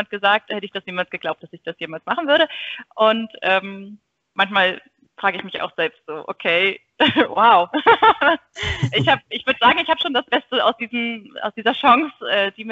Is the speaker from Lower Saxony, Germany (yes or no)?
yes; Buxtehude, Lower Saxony, Germany; also ich komme ähm, ursprünglich aus Buxtehude.